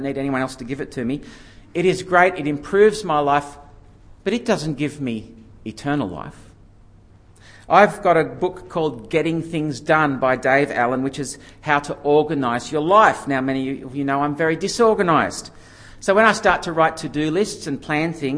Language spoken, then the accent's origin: English; Yenda, New South Wales, Australia; moved away as an adult; I came back to Yenda